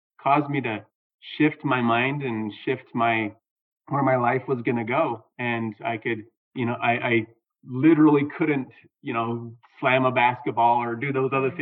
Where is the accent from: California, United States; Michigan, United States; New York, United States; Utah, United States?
Utah, United States; Southern; I grew up in Southern Utah, and it was just a great place to grow up